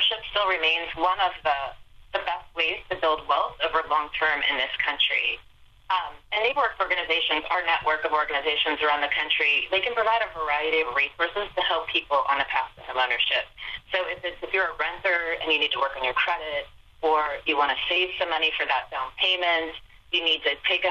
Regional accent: Lisbon, Ohio, United States; Lisbon, Ohio is my hometown

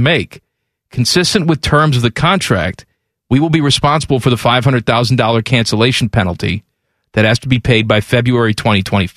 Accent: Chicago, Illinois, United States; I grew up in Chicago.

